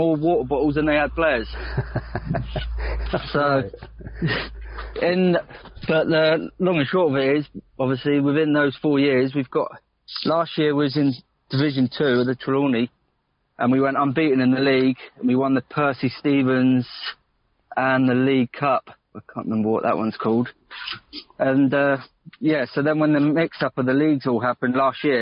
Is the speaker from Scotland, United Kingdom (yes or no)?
no; Porthleven, South West England, United Kingdom; moved away as an adult; also born or lived in Essex; now in Ruan Minor, United Kingdom; I'm from Porthleven